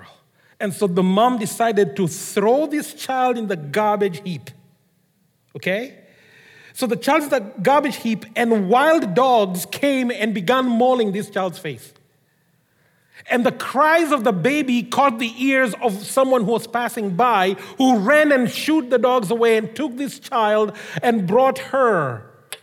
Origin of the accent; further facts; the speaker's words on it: Kenya; moved away; I grew up in Kenya, as most of you know. In case you didn't know, surprise, I grew up in Kenya.